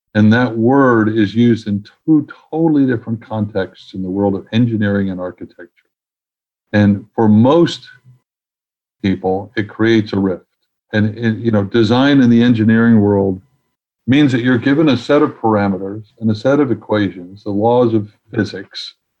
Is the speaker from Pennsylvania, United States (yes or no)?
no; New York City, New York, United States; now in Washington, D.C., United States; as a proud New Yorker